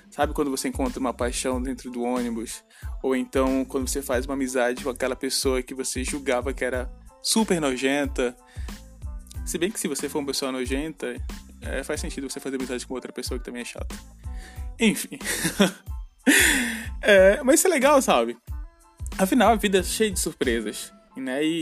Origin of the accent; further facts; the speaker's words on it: Ananindeua, Pará, Brazil; accent: Pará chiado; now in Florianópolis, Brazil; Eu, por exemplo, sou natural de Ananindeua, que fica ali na Grande Belém, no Pará. Sim, gente, eu sou paraense. Talvez vocês tenham percebido um pouco com relação ao meu chiado.